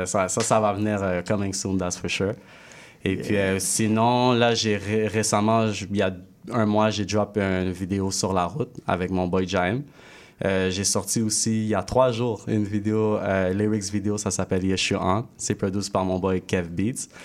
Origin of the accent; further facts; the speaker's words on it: Quebec, Canada; also born or lived in Haiti; je suis haïtien québécois